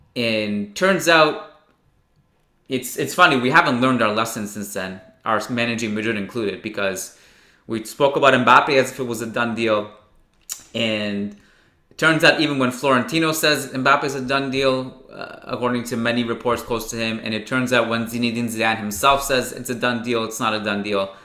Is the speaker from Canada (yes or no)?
yes; Canada; me as a Canadian